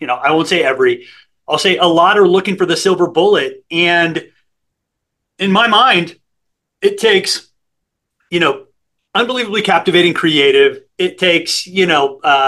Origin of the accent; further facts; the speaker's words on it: San Antonio, Texas, United States; I grew up in San Antonio, Texas